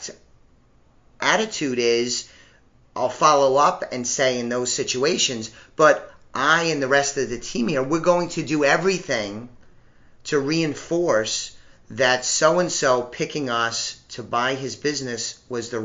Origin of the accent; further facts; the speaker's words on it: New York, United States; I'm a New Yorker at heart